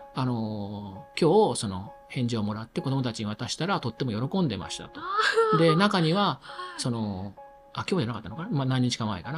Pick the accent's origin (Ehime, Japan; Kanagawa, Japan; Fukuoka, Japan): Ehime, Japan; Imabari; now in Sendai, Japan; 自分の地元、愛媛の今治というところ